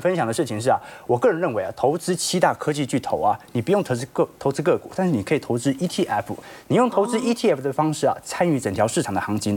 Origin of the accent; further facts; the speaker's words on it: Taiwan; 过去我们台湾人很常投资美元啊